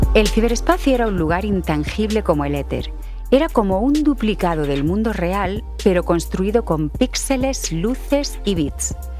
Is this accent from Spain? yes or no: yes; Spain; en España le decimos ordenador